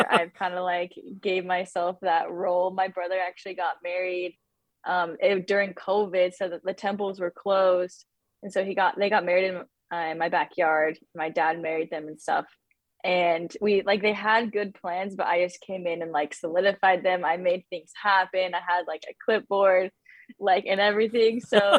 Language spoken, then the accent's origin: English; California, United States; also born or lived in St. George, Utah / Arizona; growing up in Southern California was very different from, you know, St. George, Utah, and then from St. George, Utah to Arizona.